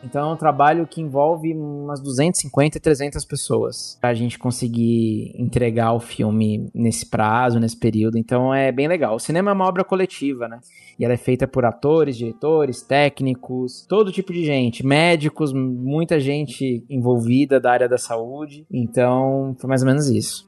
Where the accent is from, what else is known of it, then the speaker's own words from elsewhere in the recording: Mairiporã, São Paulo, Brazil; Eu não sou da capital, né? Eu sou de Mariporã, que é uma cidadezinha próxima